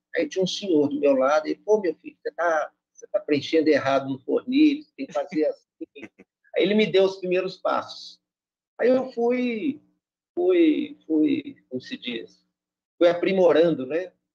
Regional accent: Belo Horizonte, Minas Gerais, Brazil; Eu sou de Belo Horizonte

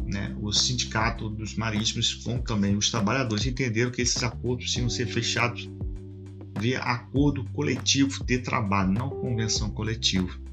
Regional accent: Macaé, Rio de Janeiro, Brazil; sou aqui da região do Norte Fluminense, aqui do estado do Rio de Janeiro, né, Macaé

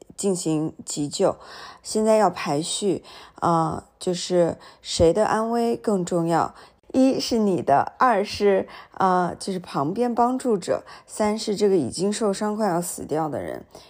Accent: Nanjing, Jiangsu, China; 我从小不是在南京长大嘛

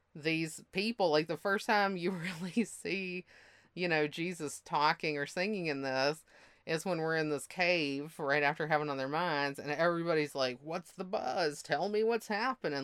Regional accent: the Bible Belt, United States; moved away; I'm from the Bible Belt

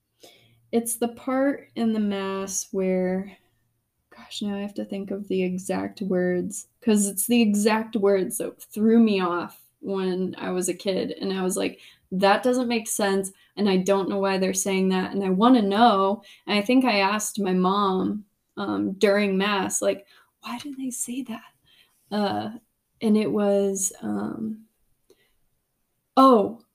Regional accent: Indiana, United States; growing up in Indiana

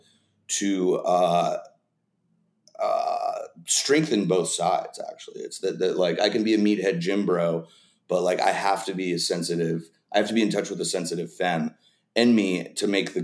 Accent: Dallas, Texas, United States; moved away as an adult; also born or lived in Los Angeles; now in Las Vegas, United States; Dallas. I grew up in Dallas, spent the first 18 years of my life there

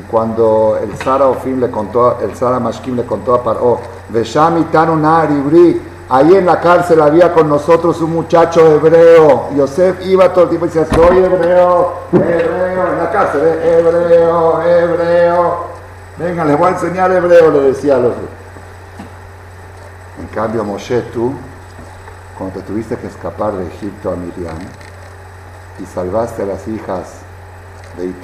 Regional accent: Mexico; born there; Yo soy judía por accidente nacida en México.

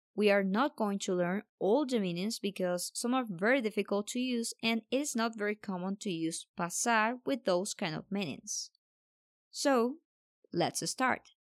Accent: Colombia; I'm from Colombia

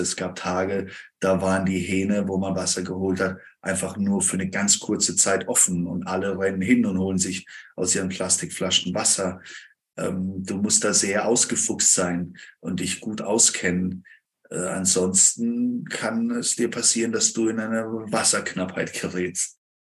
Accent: near Freiburg, Baden-Württemberg, Germany; Ich komme aus dem Süden Deutschlands, irgendwo bei Freiburg in der Gegend

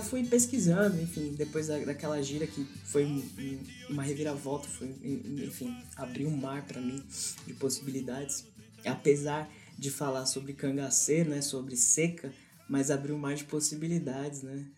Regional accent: São Paulo, Brazil; also born or lived in Pernambuco; sou paulistano, criado aqui em São Paulo

